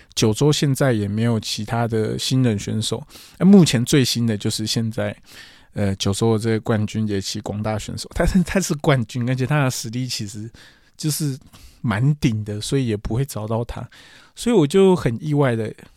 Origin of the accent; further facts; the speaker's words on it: Taiwan; also born or lived in Kyushu, Japan; 我是台湾人